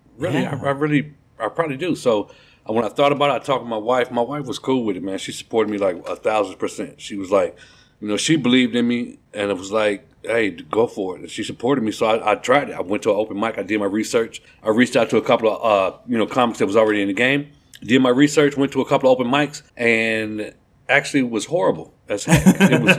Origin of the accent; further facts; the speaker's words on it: Kankakee, Illinois, United States; moved away as an adult; now in Texas, United States; I'm originally from Kankakee, Illinois. Small town outside of Chicago, about 45 minutes south of Chicago, Illinois. Born and raised there.